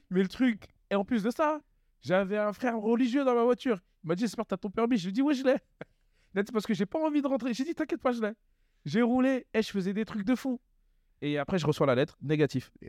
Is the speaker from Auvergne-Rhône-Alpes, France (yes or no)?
no; Sarcelles, Île-de-France, France; Alors, moi, à la euh, Cité des Rosiers, alors j'étais un jeune